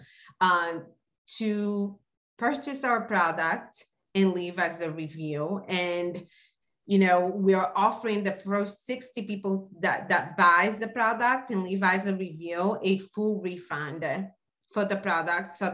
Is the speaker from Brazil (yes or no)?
yes; Brazil; moved away; growing up in Brazil, we didn't have a lot of money